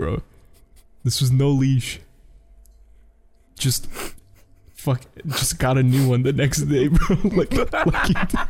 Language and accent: English; New York City, New York, United States; because I am a New Yorker